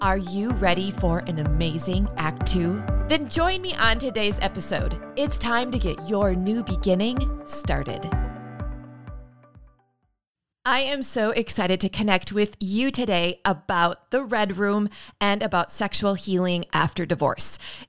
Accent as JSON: {"language": "English", "country": "Canada", "tie": "born there", "said": "You know, I was born, I think I shared with you, I was born in Canada."}